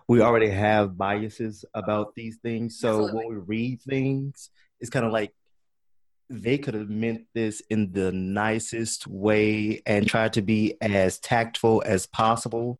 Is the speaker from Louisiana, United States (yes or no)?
yes; Baton Rouge, Louisiana, United States; moved away as an adult; now in Dallas, United States; I am from uh, Baton Rouge, Louisiana.